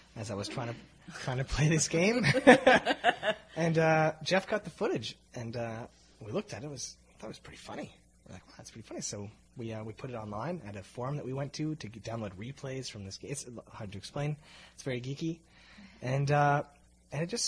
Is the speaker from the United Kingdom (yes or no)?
no; Calgary, Alberta, Canada; moved away as an adult; now in Toronto, Canada; we're from Calgary. You have to understand. Growing up in Calgary